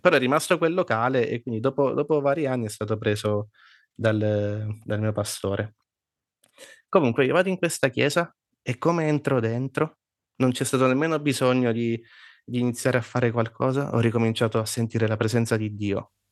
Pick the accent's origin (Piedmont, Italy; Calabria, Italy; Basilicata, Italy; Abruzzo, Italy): Abruzzo, Italy; io sono nato sempre in Abruzzo, però i miei genitori non sono, non sono